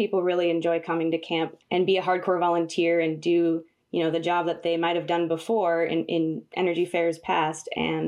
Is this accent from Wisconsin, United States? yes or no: yes; Rural, Wisconsin, United States; also born or lived in California; when I was 10 years old, my family moved from California, where I was born, to a village in central Wisconsin called Rural. So I'm literally from rural Wisconsin.